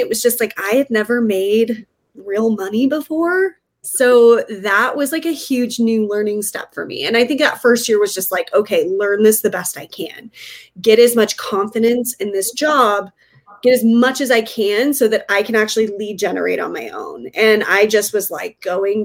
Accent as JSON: {"language": "English", "region": "Northern Colorado", "country": "United States", "tie": "born or raised there", "lives_now": "Denver, United States", "said": "I grew up in Northern Colorado and we had just moved to Denver"}